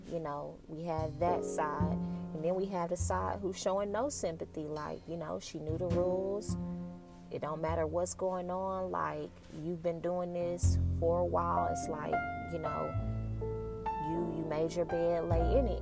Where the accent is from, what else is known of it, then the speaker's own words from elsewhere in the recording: Dallas, Texas, United States; also born or lived in Denton, Texas; I'm from Dallas